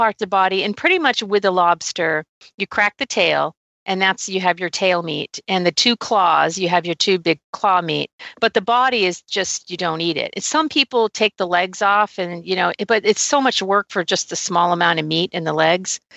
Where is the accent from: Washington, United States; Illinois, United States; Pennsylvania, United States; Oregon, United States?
Oregon, United States; moved away; also born or lived in Maine; I grew up in Oregon